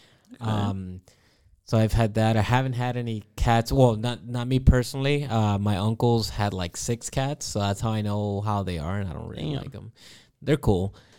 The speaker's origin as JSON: {"language": "English", "region": "Florida", "country": "United States", "tie": "born or raised there", "said": "So I grew up in Florida."}